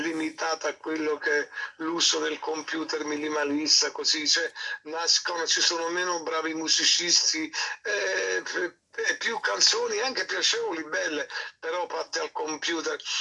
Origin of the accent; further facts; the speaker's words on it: Naples, Campania, Italy; also born or lived in Rome; Napoli, la mia città